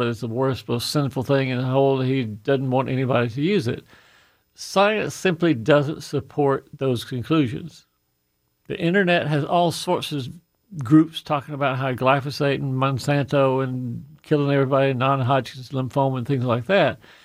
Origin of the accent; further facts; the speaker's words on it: Fayette County, Georgia, United States; that little dinky farm that I grew up on in Fayette County